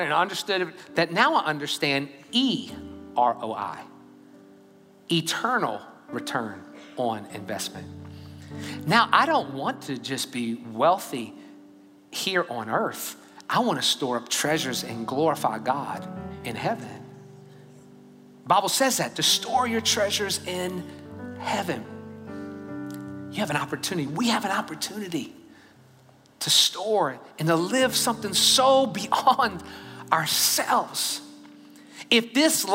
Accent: Louisiana, United States; now in Katy, United States; I'm from Louisiana, by the way, okay? Just in Texas now.

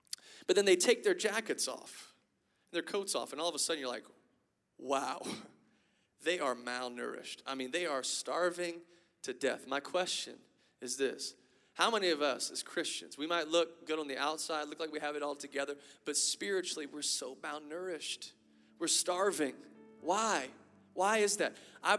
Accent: Lafayette, Louisiana, United States; And I have a Cajun family. I'm from Lafayette, Louisiana, y'all. So I got a Cajun family, okay? And you might not be able to hear my strong accent right now.

